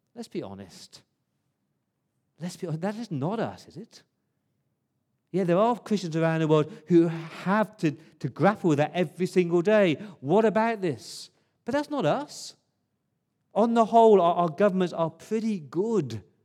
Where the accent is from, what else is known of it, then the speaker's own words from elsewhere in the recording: England, United Kingdom; now in Australia; as a Englishman